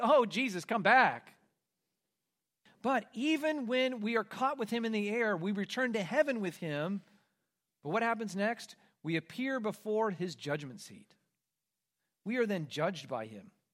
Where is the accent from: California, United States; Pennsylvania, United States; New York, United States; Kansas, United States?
Kansas, United States; growing up in Kansas, in part of what's called Tornado Alley